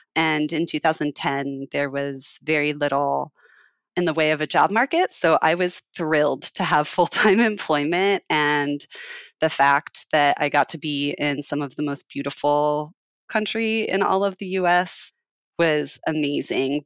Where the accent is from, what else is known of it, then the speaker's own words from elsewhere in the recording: Phoenix, Arizona, United States; I was born and raised in Arizona, and my family is from the White Mountains of Arizona, and I grew up in Phoenix